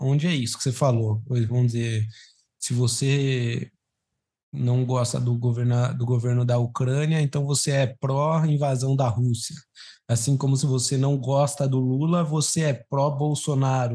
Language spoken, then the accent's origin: Portuguese; Brazil; eu fui criado no Brasil